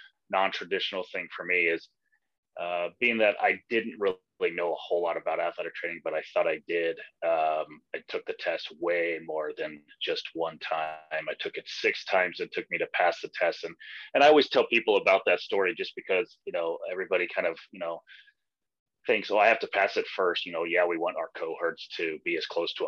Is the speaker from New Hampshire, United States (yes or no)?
no; Aurora, Colorado, United States; also born or lived in Nebraska; I'm from Aurora, Colorado, and I work at the University of Colorado Hospital